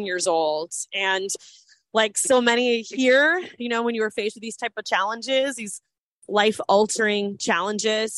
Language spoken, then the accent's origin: English; Orlando, Florida, United States; I was born and raised in Orlando.